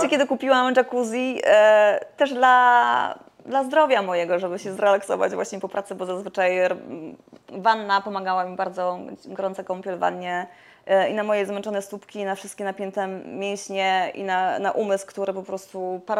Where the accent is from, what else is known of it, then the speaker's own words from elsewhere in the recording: Warmian-Masurian Voivodeship, Poland; ja tak pochodzę tak z Mazur